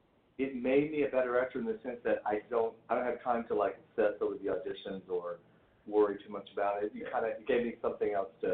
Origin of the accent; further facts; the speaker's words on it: the South, United States; even though I grew up in the South and I shot a shotgun